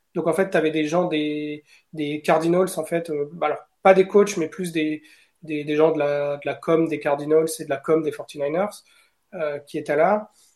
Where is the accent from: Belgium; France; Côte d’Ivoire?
France; je viens de France